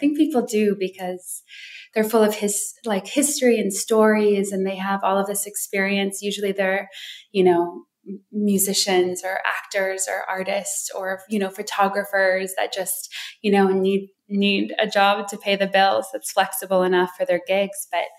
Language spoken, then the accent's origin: English; Wisconsin Dells, Wisconsin, United States; also born or lived in Hawaii; I grew up, well, my parents were missionaries. So our home base was between Wisconsin Dells and Hawaii.